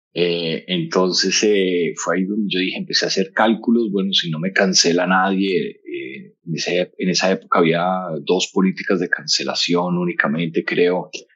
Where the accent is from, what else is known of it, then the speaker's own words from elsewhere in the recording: Colombia; also born or lived in Bogotá; Yo soy colombiano